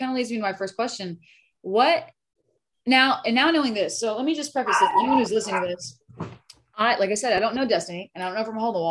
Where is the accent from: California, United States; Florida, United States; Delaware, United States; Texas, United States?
Delaware, United States; moved away; that's where I'm from. Like, I'm from Delaware, and Delaware is super duper teeny tiny